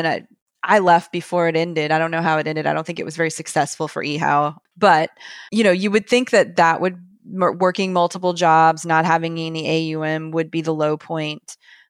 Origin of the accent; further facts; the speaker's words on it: the South, United States; I'm from the South. I'm not from the Wall Street area.